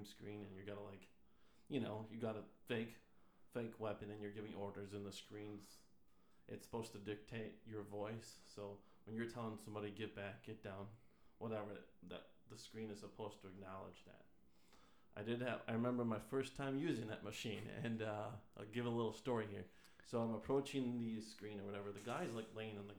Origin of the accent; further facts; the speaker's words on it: Madison, Wisconsin, United States; I'm originally from Wisconsin. I was born in Madison